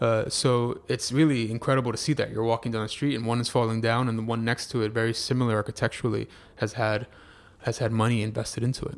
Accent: United States; I'm a Cuban American, born here

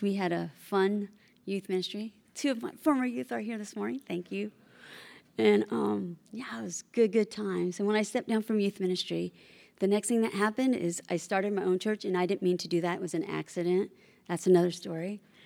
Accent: Bay Area, California, United States; also born or lived in Oklahoma; I was born and raised in the Bay Area

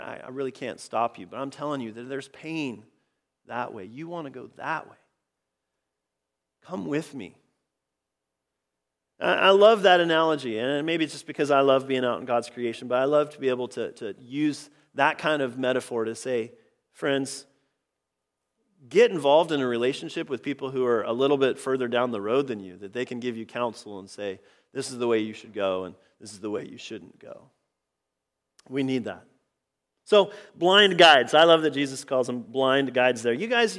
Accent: Oregon, United States; I grew up in Central Oregon, the Central Cascades, all sorts of just really, really amazing hikes in that area.

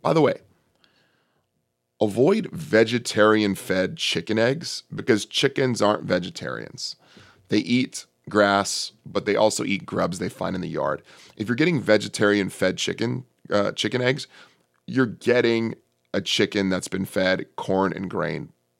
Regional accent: California, United States; I'm from the Bay Area, Northern California.

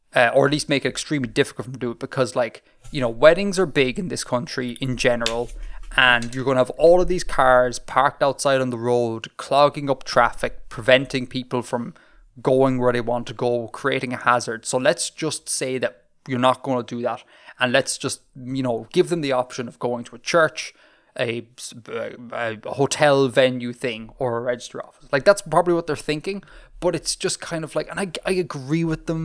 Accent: Saudi Arabia; born there; I was not born in Ireland. As you know, Bill, I was born in Saudi Arabia.

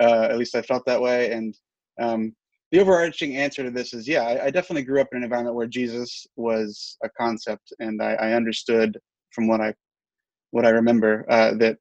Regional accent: Charleston, United States; moved away; My mother and father were large contributors to the church in my hometown back in Charleston

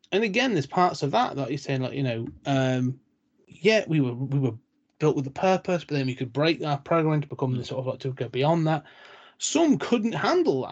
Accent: United Kingdom; I'm British

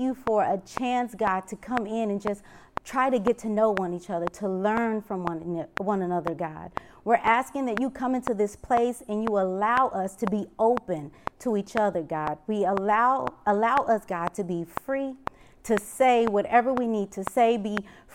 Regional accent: Kansas City, Missouri, United States; I'm from Kansas City

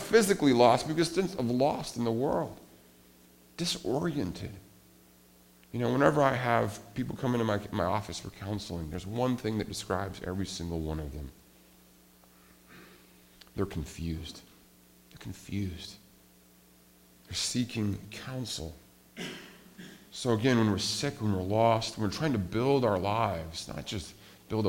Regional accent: Montana, United States; I grew up in Montana

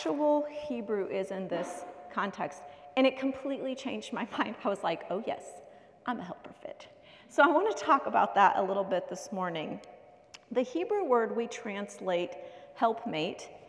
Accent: United States; moved away; I grew up in America

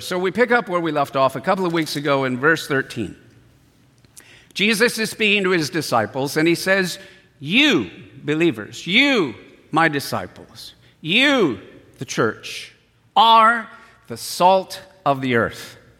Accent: San Diego, California, United States; I was born in San Diego, raised in San Diego.

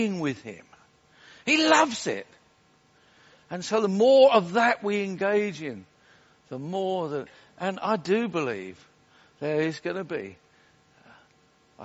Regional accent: Wales, United Kingdom; I'm Welsh

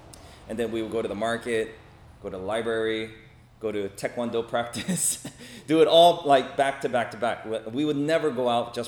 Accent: Los Angeles, California, United States; also born or lived in South Korea; So I grew up in Echo Park, Los Angeles. I was born in Korea. I came to LA when I was 5 years old with my family, and we grew up in Echo Park, which is a very urban part of Los Angeles, a very urban neighborhood.

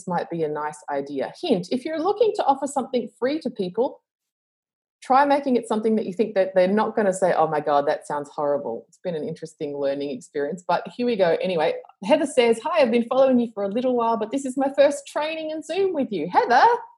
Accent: Australia; accent: Australian; I live in Australia, obviously, with my accent, which is decreasing in global accent because I haven't been anywhere for a while.

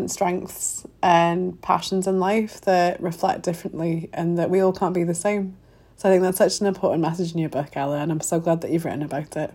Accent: Wales, United Kingdom; I am Welsh

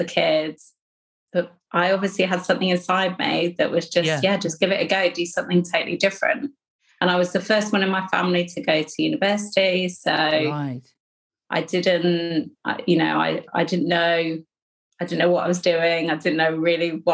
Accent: Hastings, South East England, United Kingdom; moved away as an adult; now in Sheffield, United Kingdom; I was born in Hastings on the south coast of England. So by the sea.

